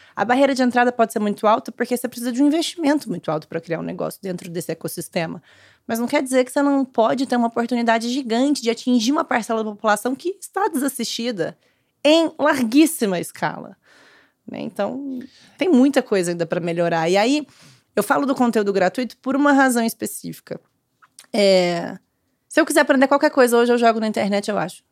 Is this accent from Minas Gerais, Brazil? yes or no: yes; Uberlândia, Minas Gerais, Brazil; now in São Paulo, Brazil; eu nasci em Uberlândia, eu fui praticamente criar, vivi a vida toda lá, né, praticamente, depois mudei pra São Paulo